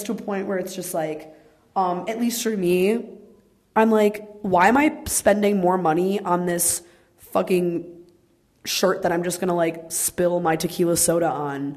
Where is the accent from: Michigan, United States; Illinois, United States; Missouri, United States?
Illinois, United States; Chicago area; the fashion outlets of Chicago. And, like, that is, like, the mall, the outlet mall by me. And it's, like, right by my house